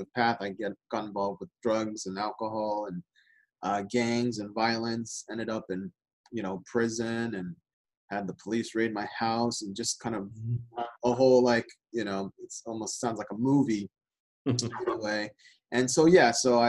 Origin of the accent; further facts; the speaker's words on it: Southern California, United States; I grew up in Southern California